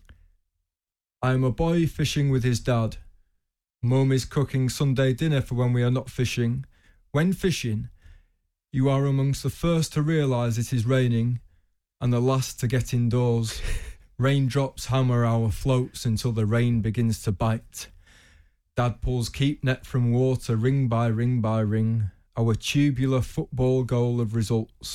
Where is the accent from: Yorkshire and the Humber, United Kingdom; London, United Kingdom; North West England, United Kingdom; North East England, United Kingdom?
Yorkshire and the Humber, United Kingdom; York; I'm from York